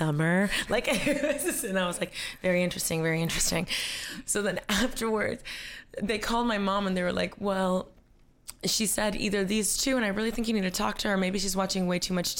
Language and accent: English; Coral Gables, Florida, United States; moved away as an adult; also born or lived in New York; I grew up in Coral Gables, but I grew up with a single mom